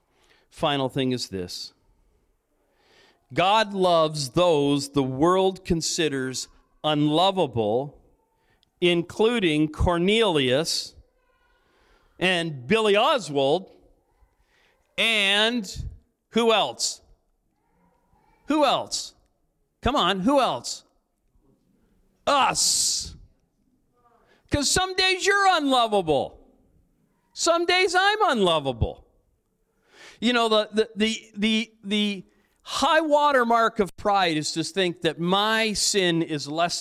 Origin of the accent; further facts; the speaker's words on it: Cambridge, Ontario, Canada; now in Strathroy, Canada; When I was a kid growing up in Cambridge, I grew up in Cambridge